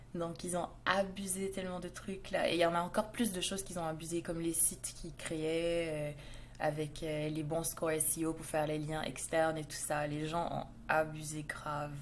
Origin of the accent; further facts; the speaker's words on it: Montreal, Quebec, Canada; je viens du Canada, à Montréal